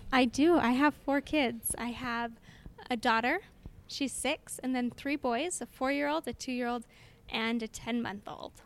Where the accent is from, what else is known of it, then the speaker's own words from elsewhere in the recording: Orem, Utah, United States; I am from Orem, which is just next door neighbors to Provo, and born and raised in Orem